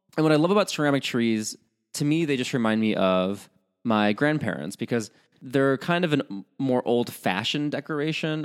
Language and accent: English; Chicago, Illinois, United States; as a Midwesterner, at least from the Chicago area